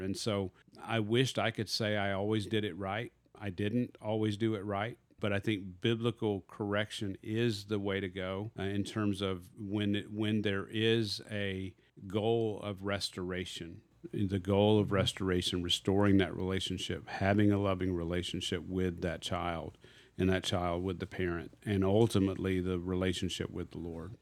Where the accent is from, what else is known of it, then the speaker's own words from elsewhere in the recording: Arkansas, United States; I am from Arkansas